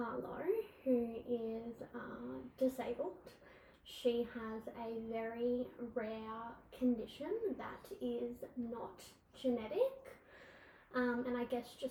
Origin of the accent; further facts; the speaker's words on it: Brisbane, Queensland, Australia; I am from Brisbane